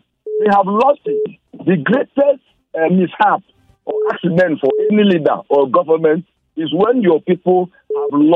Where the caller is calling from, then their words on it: Jos, Plateau, Nigeria; I'm calling you from Jos